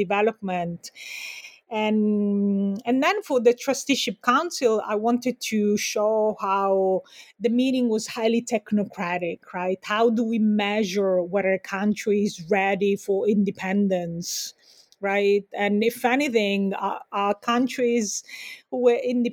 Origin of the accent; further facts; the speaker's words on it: Sicily, Italy; now in United States; I'm also from Sicily